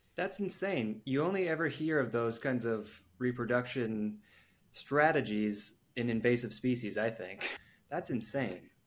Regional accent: United States; being ignorant Americans

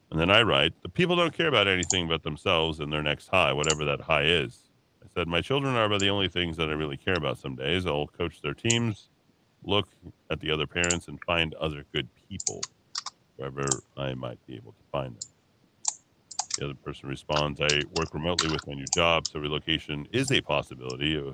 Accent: Albuquerque, New Mexico, United States; I like Albuquerque because it is interesting and it's my hometown.

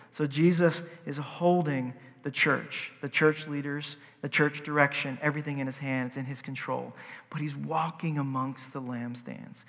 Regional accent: the South, United States; I'm from the South

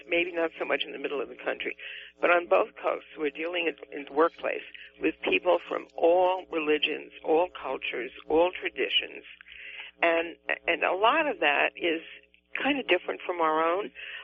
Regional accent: New York City, New York, United States; accent: Bronx; now in California, United States; both of my parents were from New England, and when I first started school in the Bronx

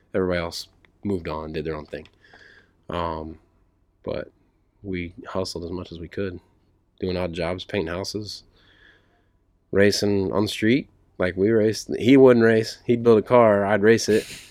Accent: Speedway, Indiana, United States; I grew up in Speedway, right, right by the track

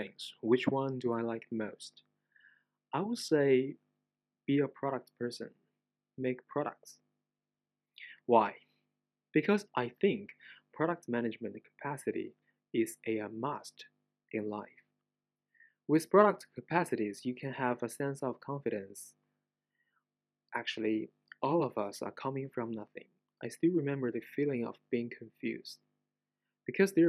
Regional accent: China; English is a second language; I am not an English native speaker, so I apologize in advance for my accent. I'm a Chinese

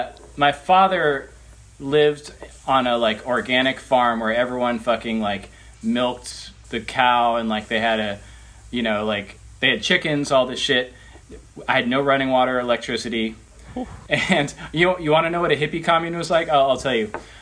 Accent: Austin, Texas, United States; also born or lived in Northern California; I grew up skating in Austin, Texas, but I spent pretty much every summer in California because I had family there.

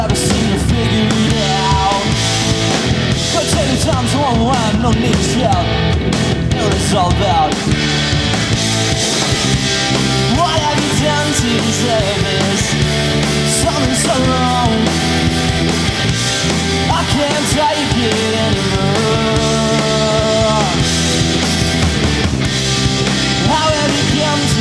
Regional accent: Coolum Beach, Queensland, Australia; We're from Coolum Beach.

